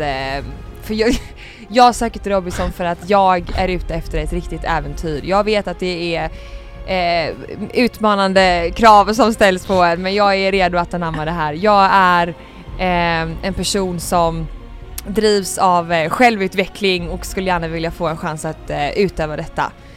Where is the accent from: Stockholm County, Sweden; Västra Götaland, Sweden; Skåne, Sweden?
Västra Götaland, Sweden; Gothenburg; är 22 år gammal från Göteborg